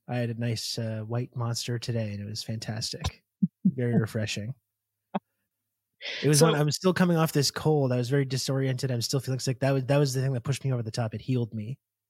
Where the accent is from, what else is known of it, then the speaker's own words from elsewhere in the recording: Brockville, Ontario, Canada; I grew up in Brockville, Ontario, which is very, very similar culturally to the Midwest.